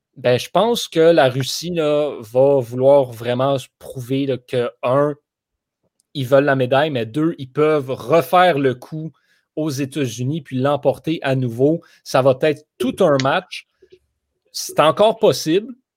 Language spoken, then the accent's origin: French; Montreal region, Quebec, Canada; nous sommes Québécois, nous sommes de la région de Montréal.